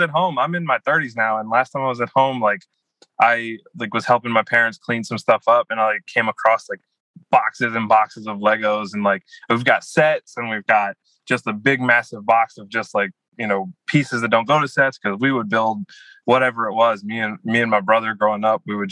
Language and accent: English; Louisiana, United States; I'm from Louisiana, so I did grow up going to Saints games